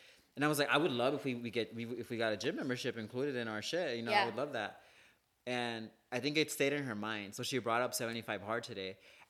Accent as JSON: {"language": "English", "town": "Houston", "region": "Texas", "country": "United States", "tie": "born or raised there", "said": "I grew up in Houston."}